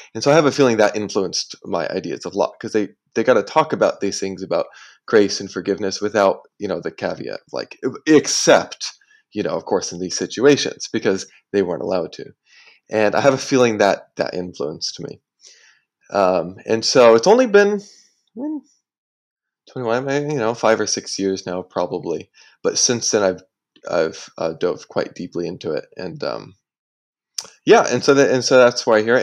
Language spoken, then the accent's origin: English; United States; now in Singapore; I am American.